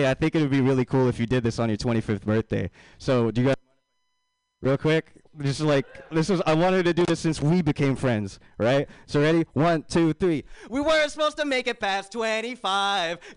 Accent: United States; I am so American. That if I were to write my address on a website, say if I'm buying something, and United States is not the very first option, I am so annoyed.

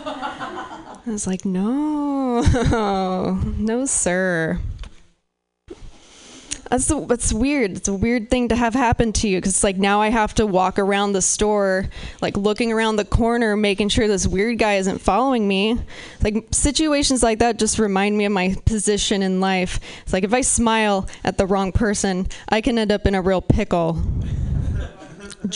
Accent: Pacific Northwest, United States; I'm from the Pacific Northwest

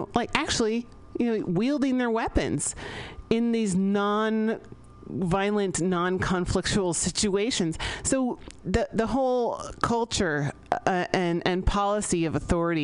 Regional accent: San Francisco, California, United States; I grew up here in San Francisco

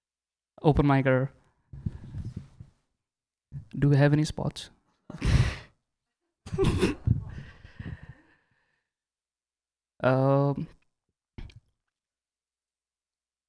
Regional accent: India; moved away; I'm an Indian.

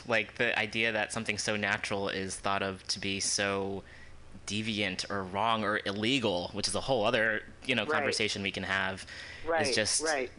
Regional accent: United States; growing up in the States

